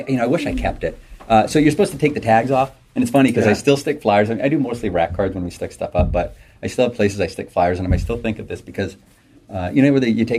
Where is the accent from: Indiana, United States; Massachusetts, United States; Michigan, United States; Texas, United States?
Massachusetts, United States; Acton; So we are in what is considered South Acton right now, just about out of there. I grew up in South Acton, so I grew up about a mile and a half from here.